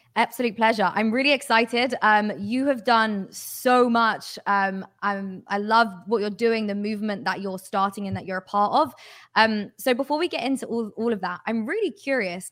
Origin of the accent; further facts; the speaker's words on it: United Kingdom; I'm British